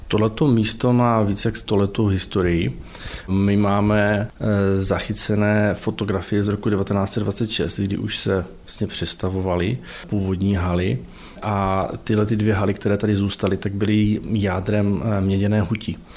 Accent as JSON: {"language": "Czech", "area": "near Zlín, Central Moravia", "region": "Zlín Region", "country": "Czechia", "also_born_or_lived": "Opava", "moved": "as an adult", "lives_now": "Ostrava, Czech Republic", "said": "pocházím eh, od Zlína, ze Střední Moravy"}